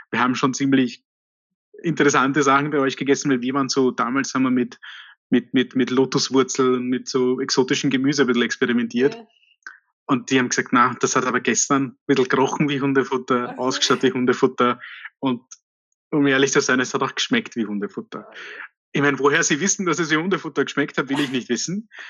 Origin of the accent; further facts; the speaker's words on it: India; in meiner Kindheit habe ich regelmäßig Sojabällchen gegessen, weil ich bin in Indien aufgewachsen und Fleisch ist dort teuer